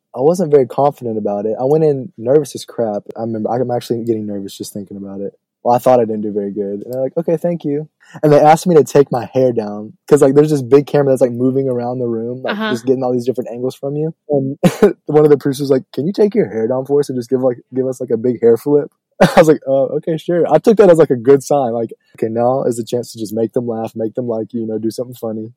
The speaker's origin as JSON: {"language": "English", "town": "New Orleans", "region": "Louisiana", "country": "United States", "tie": "born or raised there", "said": "my hometown"}